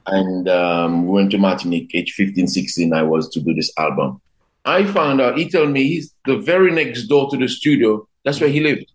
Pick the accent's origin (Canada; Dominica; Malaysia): Dominica; also born or lived in London; of course I'm Dominican, but I consider myself to be a Caribbean person first